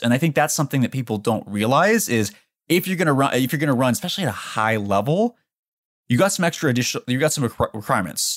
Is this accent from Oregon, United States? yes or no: yes; Portland, Oregon, United States; moved away as an adult; I grew up in Portland, Oregon